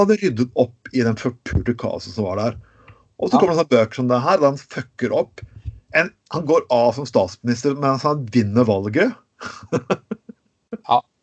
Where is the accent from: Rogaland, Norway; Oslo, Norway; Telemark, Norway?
Telemark, Norway; Skien; Jeg vokste opp i Skien